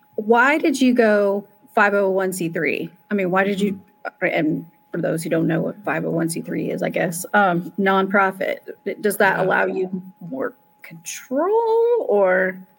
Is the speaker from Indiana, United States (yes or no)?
yes; Indiana, United States; I'm from the Midwest, mm-hmm. you know, I'm from Indiana, a red state, a very, you know, red state.